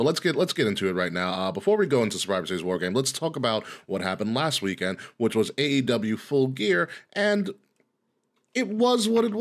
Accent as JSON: {"language": "English", "area": "Long Island", "region": "New York", "country": "United States", "said": "I'm from Long Island"}